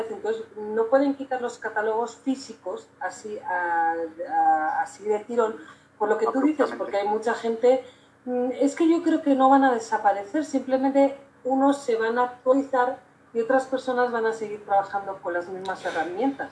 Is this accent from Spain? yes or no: yes; Spain; now in Mexico; yo, que soy española